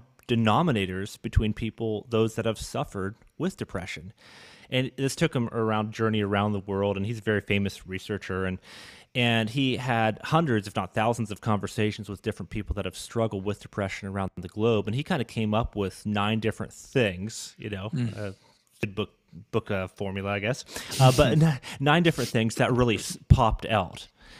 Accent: Ontario, Canada; I grew up in Canada, but Northern Ontario is very different than Toronto.

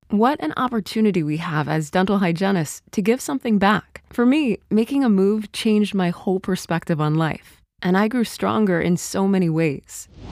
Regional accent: Canada; moved away as an adult; also born or lived in Munich, Germany; now in Germany; as a Canadian dental hygienist, came to work in Germany

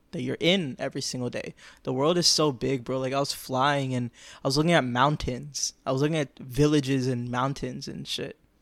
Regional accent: Florida, United States; I grew up in Florida. Like, I'm a, I'm a Florida boy

